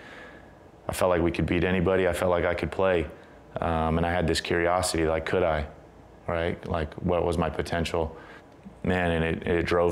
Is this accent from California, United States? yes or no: yes; San Diego, California, United States; I was growing up in San Diego